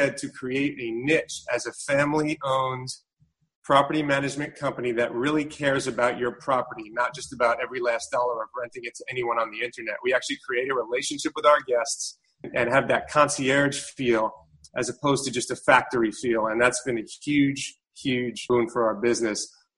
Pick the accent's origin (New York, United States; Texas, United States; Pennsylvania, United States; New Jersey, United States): New York, United States; New York City; moved away as an adult; I grew up in New York City